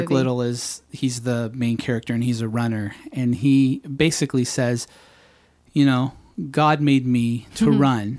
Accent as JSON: {"language": "English", "town": "Phoenix", "region": "Arizona", "country": "United States", "tie": "born or raised there", "also_born_or_lived": "San Diego, California / Los Angeles, California / Tulsa, Oklahoma", "moved": "as an adult", "lives_now": "Nashville, United States", "said": "And then my family moved to Phoenix. And I moved there in junior high. And then I was there forever"}